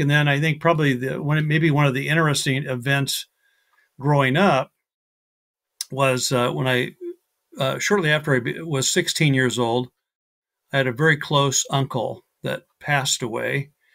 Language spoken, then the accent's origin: English; Iowa, United States; now in Mesa, Arizona, United States; the first, uh, half of my life I grew up in Iowa, so a Midwesterner, uh, in the United States.